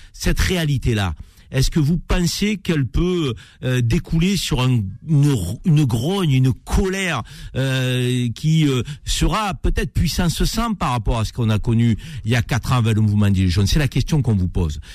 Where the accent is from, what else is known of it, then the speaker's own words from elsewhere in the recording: Avignon, Provence-Alpes-Côte d'Azur, France; je suis né à Avignon, dans la cité des papes